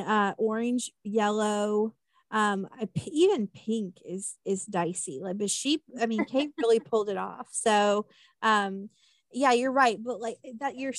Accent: Kansas, United States; where I grew up in Kansas, and I went to the University of Kansas

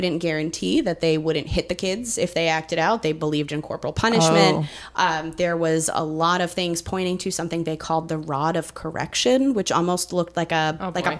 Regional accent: Massachusetts, United States; growing up in Massachusetts

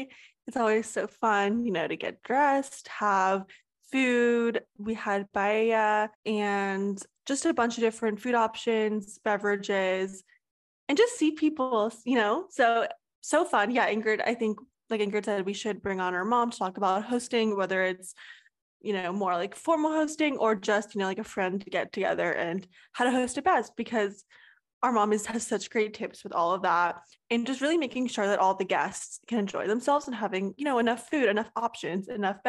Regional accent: Austin, Texas, United States; Yes, we have lived in Austin our whole life. We're born and raised in Austin

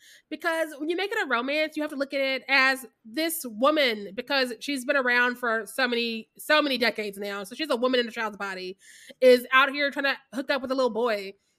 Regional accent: Midwest, United States; I'm from the Midwest and I'm drinking always.

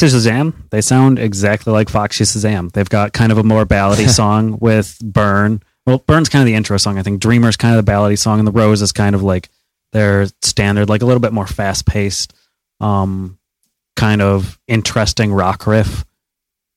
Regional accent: United States; As an American and a Canadian.

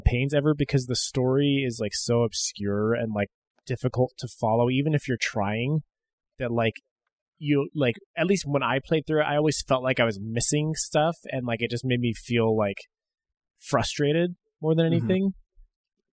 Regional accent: United States; Being an American

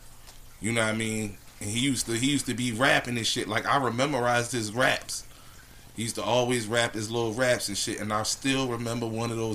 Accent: Philadelphia, Pennsylvania, United States; moved away; when I went back to Philly.

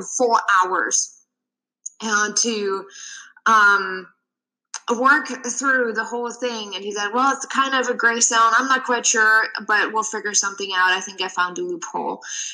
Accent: Germany; moved away as an adult; now in United States; I'm originally from Germany and I moved to the US about 9 years ago

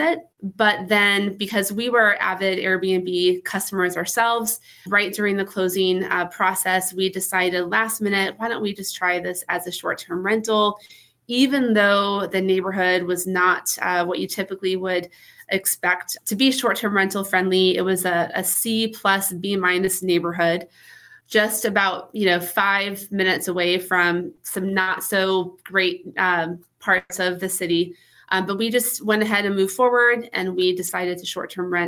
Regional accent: Wisconsin, United States; now in Phoenix, United States; I am from Wisconsin, but I live in Phoenix. I've lived here for many years

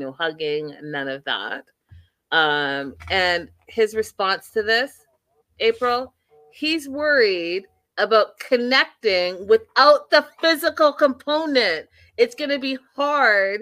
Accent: Canada; I am a real Canadian

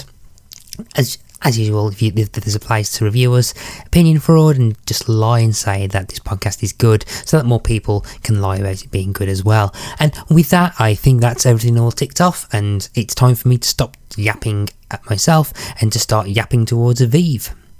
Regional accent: United Kingdom; as much as the Brit in me would love to talk about the weather for an hour

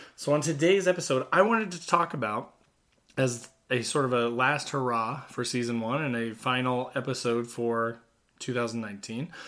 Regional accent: Southern Indiana, United States; I grew up in Southern Indiana.

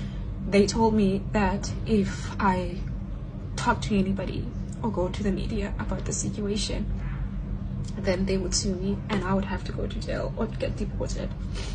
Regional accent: South Africa; now in Shanghai, China

